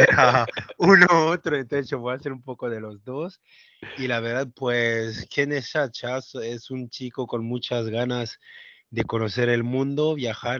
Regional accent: France; Spanish is a second language; moved away; yo crecí en Francia

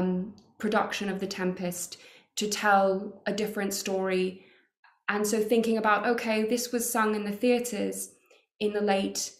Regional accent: Australia; moved away as an adult; now in London, United Kingdom; I grew up in Australia

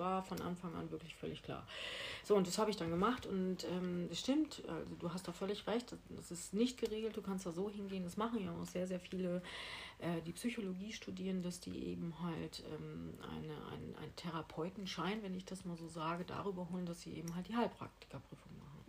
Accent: Ibbenbüren, North Rhine-Westphalia, Germany; moved away as an adult; now in Mallorca, Spain; in Ibbenbüren, in meiner Geburtsstadt. Ich komme aus Ibbenbüren

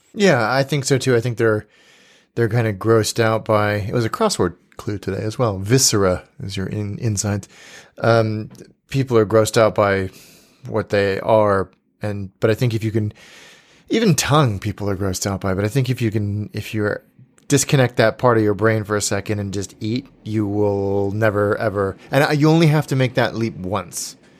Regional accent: Livermore, California, United States; moved away; I went to an ale house in my hometown called the First Street Ale House in Livermore, California.

